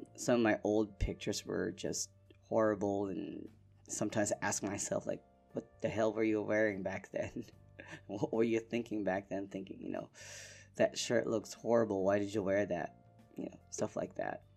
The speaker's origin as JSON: {"language": "English", "town": "Manila", "region": "Metro Manila", "country": "Philippines", "tie": "born or raised there", "first_language": "Filipino", "second_language": "English", "moved": "as an adult", "lives_now": "Tokyo, Japan", "said": "I'm Filipino. I was born and raised in Manila, Philippines"}